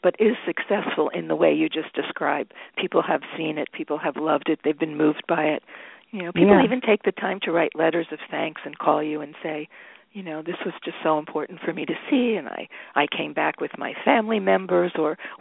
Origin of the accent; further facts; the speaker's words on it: New Jersey, United States; now in New York, United States; I was born and raised in New Jersey